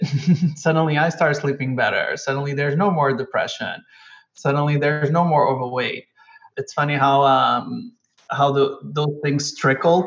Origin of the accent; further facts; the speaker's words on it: Almada, Lisbon, Portugal; moved away as an adult; I was born and raised in Almada, which is the suburbs of Lisbon.